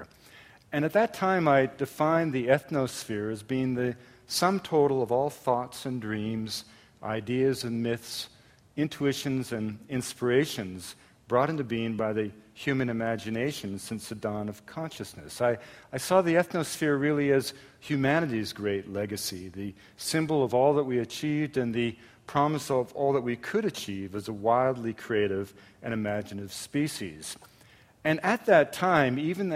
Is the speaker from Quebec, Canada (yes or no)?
yes; an English suburb of Montreal, Quebec, Canada; I grew up in Canada at a time when the French and the English didn't speak to each other, and I grew up in an English suburb, a commuting suburb of Montreal